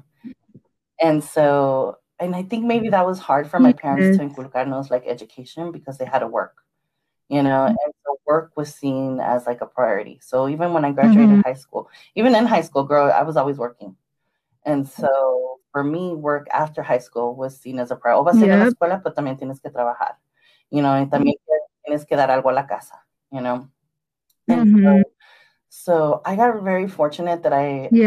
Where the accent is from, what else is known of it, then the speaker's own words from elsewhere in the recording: Long Beach, California, United States; I'm a LBC girl, born and raised in Long Beach